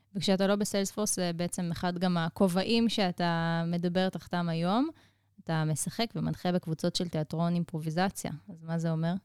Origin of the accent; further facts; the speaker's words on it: Israel; אנחנו כישראלים